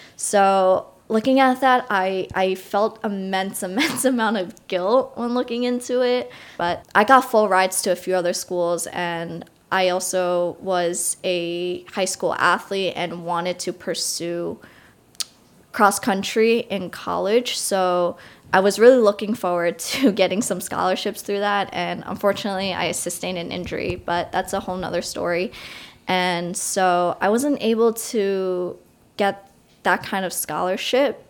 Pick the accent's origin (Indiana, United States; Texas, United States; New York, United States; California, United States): New York, United States; Long Island; I grew up not so far from New York City, around forty minutes away on Long Island